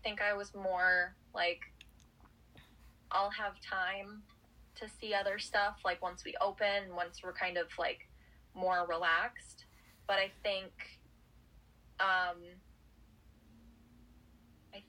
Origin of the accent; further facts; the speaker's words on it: Wisconsin, United States; I'm from Wisconsin